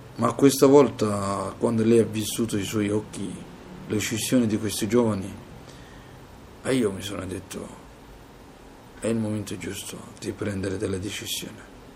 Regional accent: Mogadishu, Banaadir, Somalia; Italian is a second language; moved away as an adult; also born or lived in Libya; now in Italy; ho deciso di lasciare il mio paese e la mia famiglia. Quando sono partito dalla Somalia

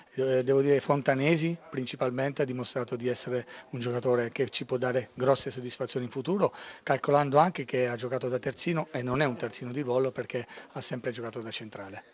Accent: Pescara, Abruzzo, Italy; io sono pescarese e amo la mia città

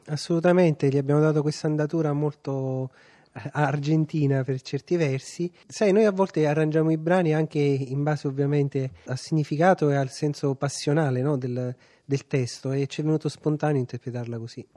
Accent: Caserta, Campania, Italy; io essendo casertano, quei 30 km fanno la differenza.

